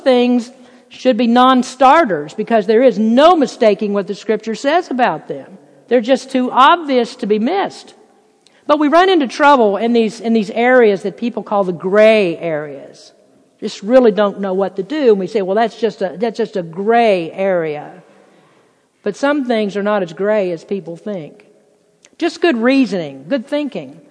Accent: Lexington, Kentucky, United States; moved away; Lexington, where I'm from, the place is just filled with beautiful, lush, green grass horse farms

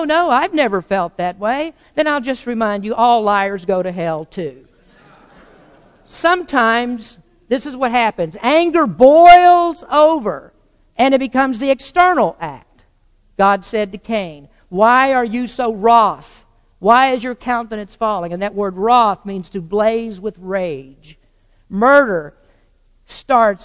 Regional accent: the South, United States; I grew up in the South in the 50s and the 60s

